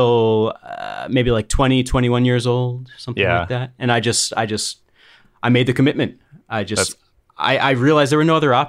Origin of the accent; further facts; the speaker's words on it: New York, United States; now in Philadelphia, United States; I'm originally from New York